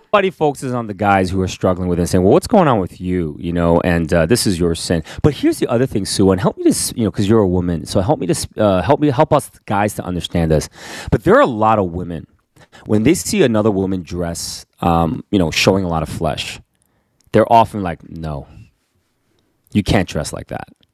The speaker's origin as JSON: {"language": "English", "country": "United States", "said": "I am Korean American"}